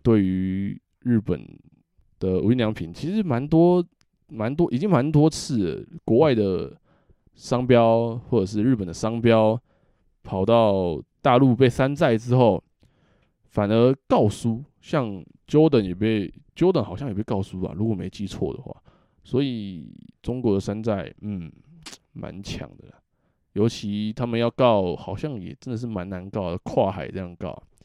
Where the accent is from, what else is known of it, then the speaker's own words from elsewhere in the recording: Taiwan; 我们台湾人的处境